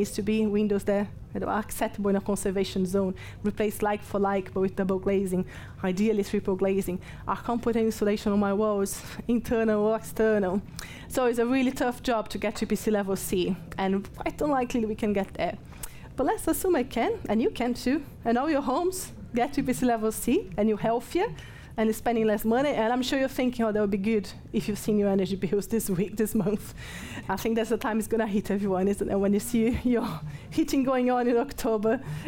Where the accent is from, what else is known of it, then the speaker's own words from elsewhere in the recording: Brazil; English is a second language; moved away as an adult; now in Nottingham, United Kingdom; I'm from Brazil, so I'm no, English is not my first language